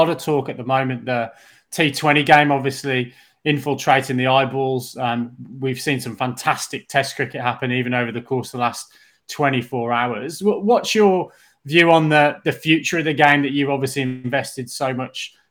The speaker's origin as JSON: {"language": "English", "region": "England", "country": "United Kingdom", "said": "as an Englishman"}